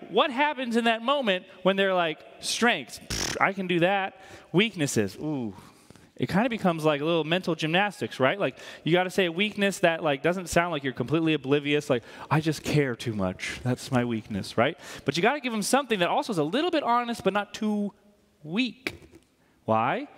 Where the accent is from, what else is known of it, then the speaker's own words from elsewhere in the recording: New England, United States; I'm from New England